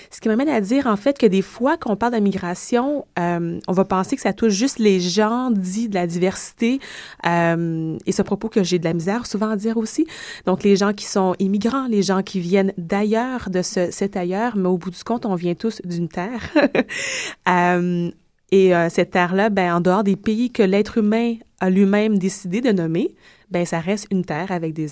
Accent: Quebec, Canada; born there; je suis née au Québec depuis de multiples générations

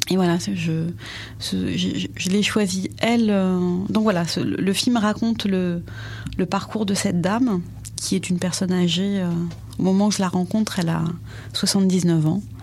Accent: France; j'avais que mon passeport algérien. Jusqu'à 20 ans, en fait. Euh, j'étais, je suis née

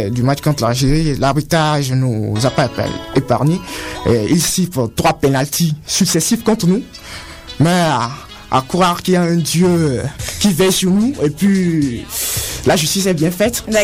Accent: Togo; Bah, il me manque un petit plus parce que je euh, ne suis pas en Afrique, au Togo, avec mes potes.

